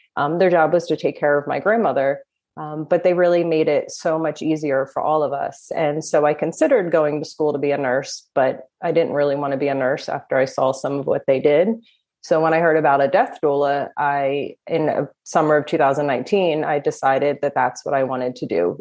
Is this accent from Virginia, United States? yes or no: no; New Jersey, United States; I am from New Jersey